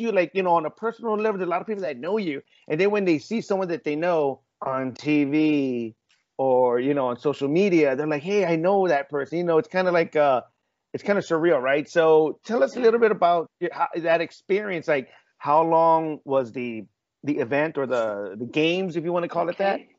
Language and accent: English; San Antonio, Texas, United States; born there; Because obviously, Claudia, I was born in San Antonio, so I know I know San Antonio in the back of my head.